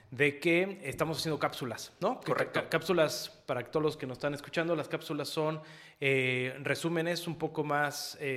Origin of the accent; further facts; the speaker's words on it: Mexico City, Mexico; now in Querétaro, Mexico; Pues mira, la realidad es que al final, como tú sabes, yo vengo de la Ciudad de México